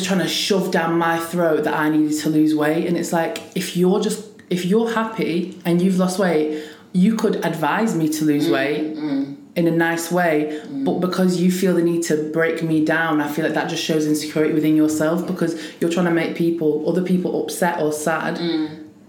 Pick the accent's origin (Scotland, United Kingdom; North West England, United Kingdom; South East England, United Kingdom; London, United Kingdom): North West England, United Kingdom; Preston; I'm from Preston